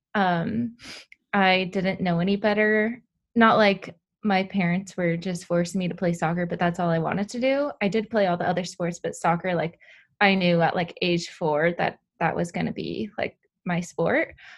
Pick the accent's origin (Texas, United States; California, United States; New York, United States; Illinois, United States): California, United States; Southern; I'm from Southern California.